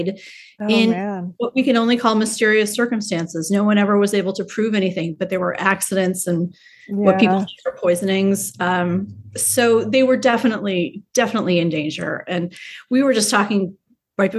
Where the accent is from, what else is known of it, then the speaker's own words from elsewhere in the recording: New York City, New York, United States; New York City, my hometown